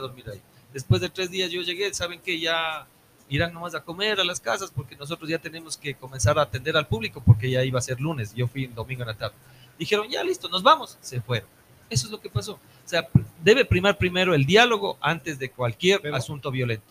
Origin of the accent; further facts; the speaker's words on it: Ambato, Tungurahua, Ecuador; como ambateños, como ecuatorianos